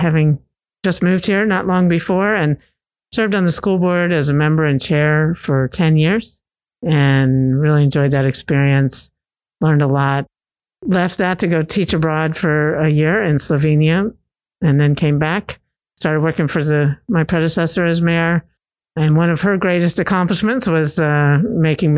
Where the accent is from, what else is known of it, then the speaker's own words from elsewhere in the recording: Virginia, United States; moved away as an adult; now in Knoxville, United States; I'm originally from Virginia, grew up there and moved here 20 years ago when my husband got a job at University of Tennessee